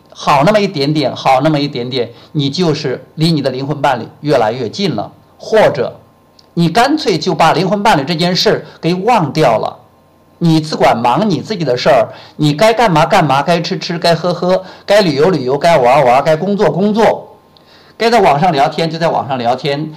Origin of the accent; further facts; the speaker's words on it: China; moved away as an adult; also born or lived in Shenzhen; 我从深圳回到我们老家武阳